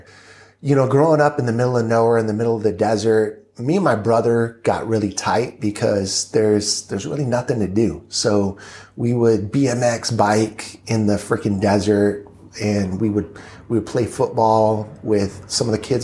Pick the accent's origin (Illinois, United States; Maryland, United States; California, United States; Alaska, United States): California, United States; Lake Los Angeles; born or raised there; also born or lived in Inglewood, California